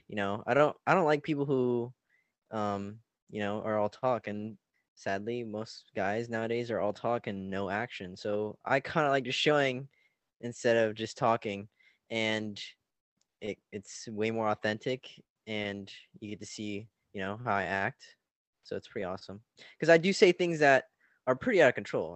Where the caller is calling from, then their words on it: Orange County, California, United States; I'm calling from Orange County, California.